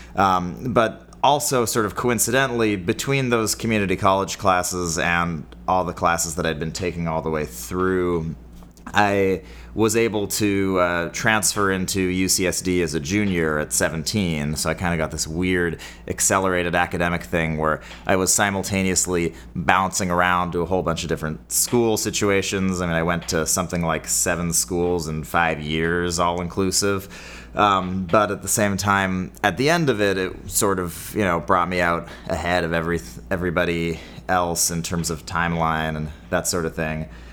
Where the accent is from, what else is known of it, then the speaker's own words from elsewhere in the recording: Bay Area, California, United States; I grew up in the Bay Area